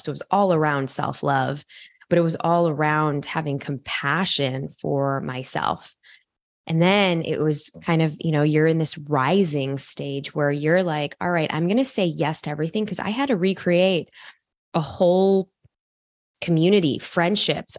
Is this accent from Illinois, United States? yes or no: yes; Chicago, Illinois, United States; I go to a, a college university in my hometown in Chicago